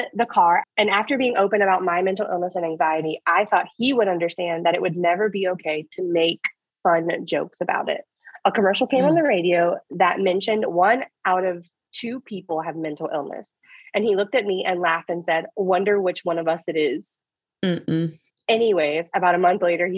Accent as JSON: {"language": "English", "region": "South Louisiana", "country": "United States", "said": "we're both from South Louisiana"}